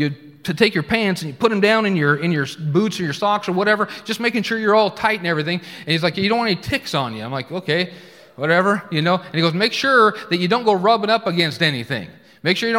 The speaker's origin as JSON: {"language": "English", "region": "Oregon", "country": "United States", "tie": "born or raised there", "also_born_or_lived": "Tulsa, Oklahoma", "moved": "as an adult", "said": "I grew up in Oregon"}